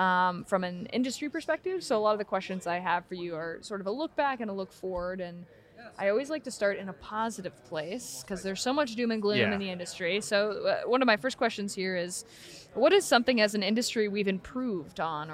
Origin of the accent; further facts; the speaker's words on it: Oregon, United States; I am from Oregon